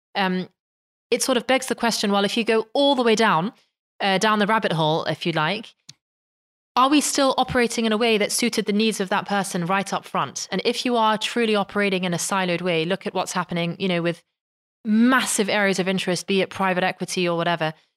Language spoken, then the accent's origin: English; London, United Kingdom; moved away as an adult; now in Netherlands; I was very much um, sort of born and raised in London